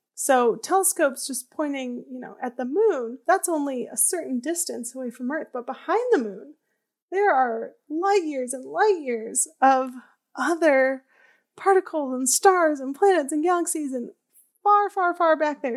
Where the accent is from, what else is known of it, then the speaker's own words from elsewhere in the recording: outside of Chicago, Illinois, United States; I grew up outside of Chicago in the Midwest